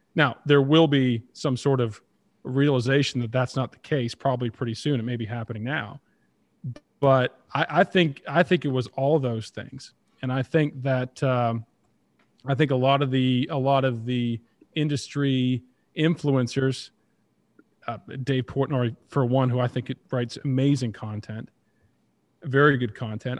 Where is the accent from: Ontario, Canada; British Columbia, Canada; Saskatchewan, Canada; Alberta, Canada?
Ontario, Canada; Toronto; growing up in Toronto, being a Leafs fan, that's all it took when I was, you know, ten, twelve, thirteen years old